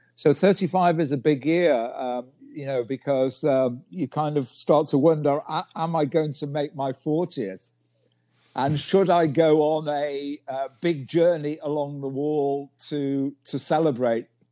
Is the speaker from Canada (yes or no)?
no; United Kingdom; moved away as an adult; now in China; I'm from Great Britain